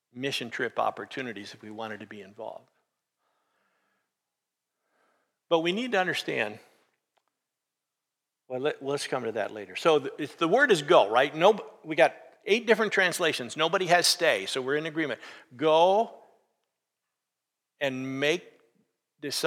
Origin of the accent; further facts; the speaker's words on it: Sioux Falls, South Dakota, United States; we're all from Sioux Falls